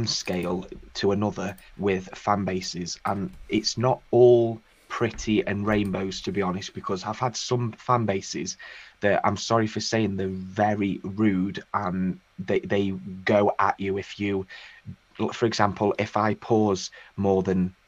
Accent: United Kingdom; I'm a UK artist

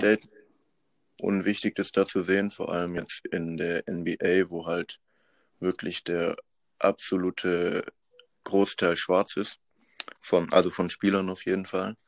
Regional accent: Madagascar; also born or lived in Pforzheim, Germany; now in Germany; ich bin geboren auf Madagaskar und dann mit meiner Mom zusammen äh, 2001 nach Europa gekommen

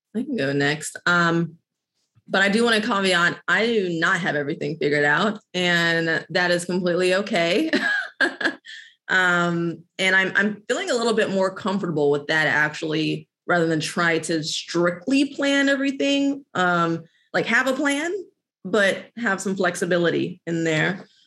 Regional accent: Midwest, United States; now in Los Angeles, United States; I'm from the Midwest

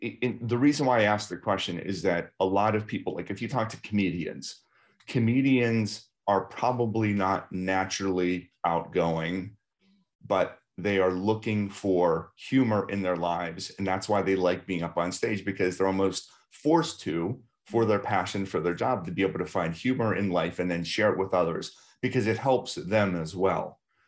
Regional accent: Baltimore, Maryland, United States; I need to continue to travel internationally because I grew up in Baltimore.

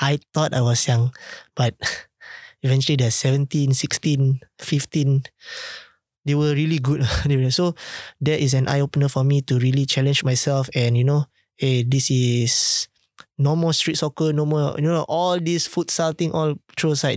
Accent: Singapore; as a Singaporean

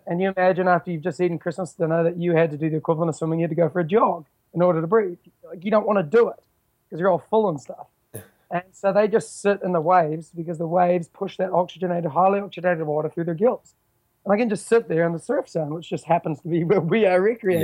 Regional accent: New Zealand; also born or lived in Vancouver, Canada; I'm, I'm from New Zealand. I, I live in a you know a rock in the bottom of the South Pacific, surrounded by ocean. Um, I was originally born in Vancouver though.

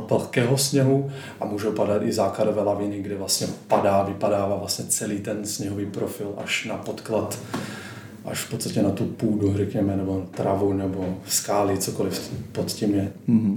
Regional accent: Slovakia; moved away as an adult; now in Prague, Czech Republic; Pocházím ze Slovenska, ale žiju dvanáct let, eh, tady v Česku

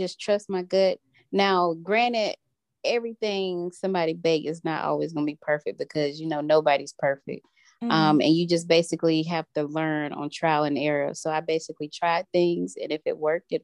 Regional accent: Rocky Mount, North Carolina, United States; when I moved back home to my hometown in Rocky Mount

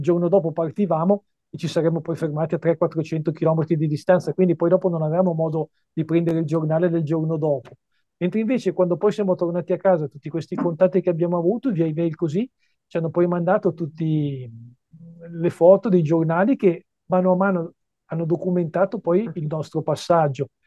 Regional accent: Varese, Lombardy, Italy; io vengo da, da Varese, un, una bella cittadina vicina a Milano, ai piedi delle Prealpi

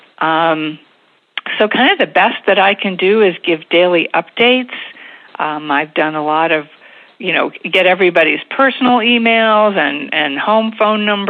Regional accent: State College, Pennsylvania, United States; moved away as an adult; now in Reading, United States; I grew up in the State College area with a wonderful childhood

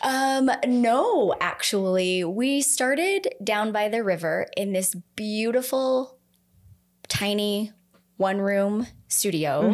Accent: Idaho Falls, Idaho, United States; I grew up here. I grew up in Idaho Falls.

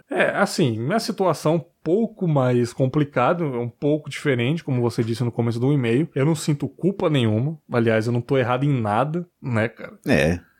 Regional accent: Praia Grande, São Paulo, Brazil; sou de Praia Grande, no litoral de São Paulo.

